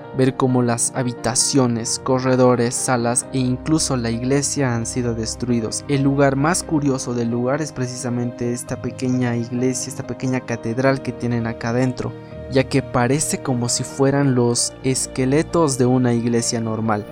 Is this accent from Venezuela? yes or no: no; Bolivia; Para las personas que somos de Bolivia